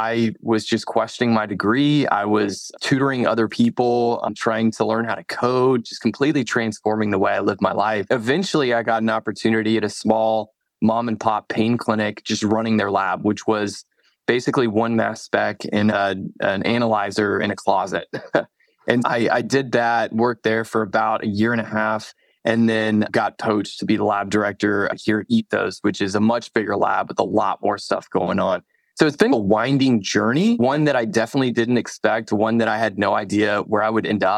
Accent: Dallas, Texas, United States; moved away; also born or lived in Sewanee, Tennessee; I'm from Dallas, Texas. I say y'all a lot

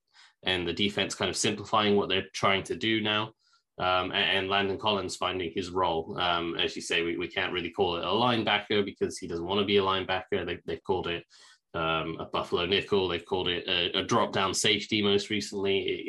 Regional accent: England, United Kingdom; I'm English and we don't really celebrate Thanksgiving over here.

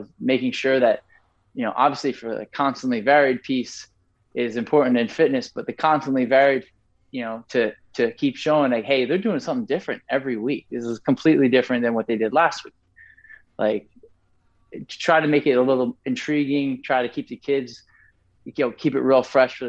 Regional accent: Franklin, New Jersey, United States; I'm from Franklin. I grew up here. I went to high school here.

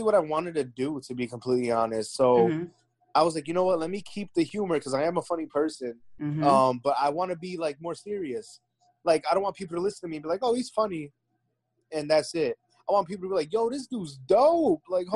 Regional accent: Clifton, New Jersey, United States; I was like, Clifton

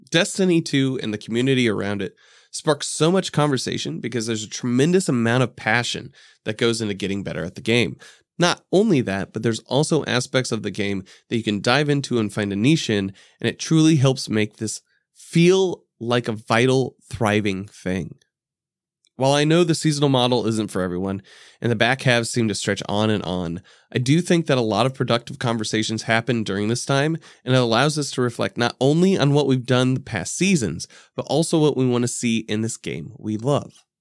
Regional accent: Indianapolis, Indiana, United States; I'm from Indianapolis.

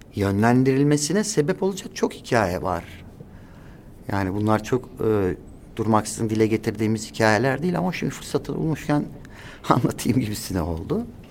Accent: Istanbul, Turkey; Kurtuluş doğma büyüme, kurtuluşta doğdum. Orada büyüdüm

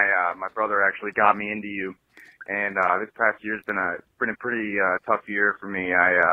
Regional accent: Pittsburgh, Pennsylvania, United States; I'm from Pittsburgh, and today's actually my 22nd birthday.

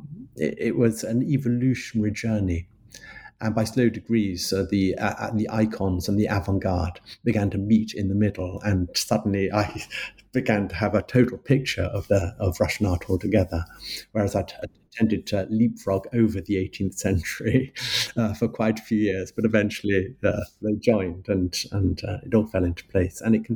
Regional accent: London, United Kingdom; I'm a Londoner. I was born in London, and I've lived in London for most of my life, with a little foray into the countryside in my teenage years.

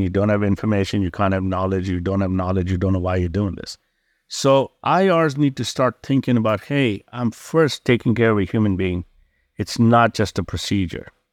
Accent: India; also born or lived in Mandalay, Myanmar; now in Chicago, United States; I was born in Burma, Mandalay, grew up in India

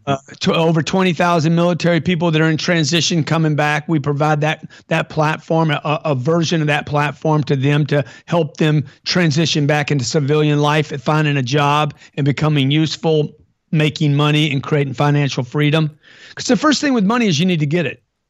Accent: Lake Charles, Louisiana, United States; I grew up in Lake Charles, Louisiana

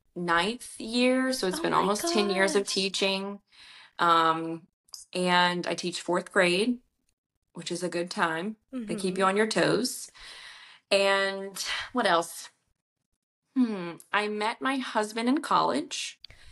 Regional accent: Louisiana, United States; I'm from Louisiana.

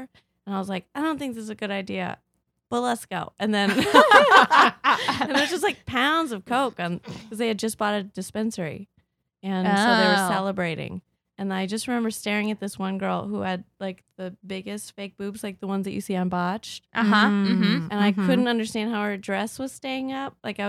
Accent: Michigan, United States; also born or lived in Rockford; now in New York City, United States; I'm from Michigan

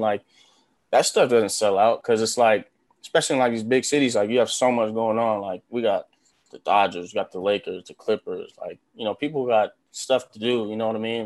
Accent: Los Angeles, California, United States; moved away as an adult; now in Nebraska, United States; growing up in Los Angeles like my whole life

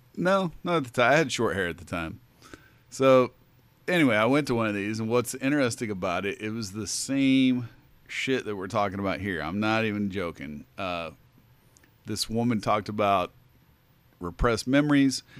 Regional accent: southern Indiana, United States; born or raised there

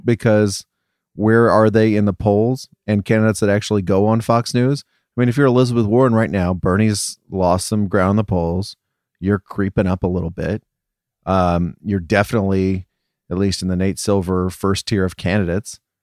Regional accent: England, United Kingdom; moved away; I'm coming from England

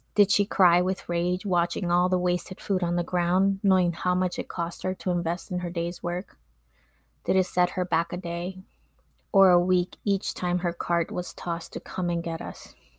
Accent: Los Angeles, California, United States; English is a second language; also born or lived in Mexico; As a young woman growing up in Echo Park, Los Angeles

